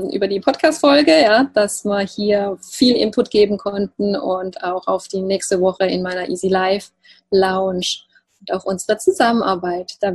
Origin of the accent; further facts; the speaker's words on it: Baden-Württemberg, Germany; accent: Alemannic; Ich komme ja aus dem Alemannischen, aus dem Schwarzwalddorf, deshalb sage mir Ruhr.